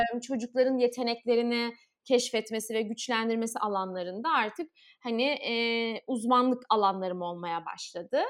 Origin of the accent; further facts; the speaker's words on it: Istanbul, Turkey; ben 15 Kasım 1993 İstanbul doğumluyum.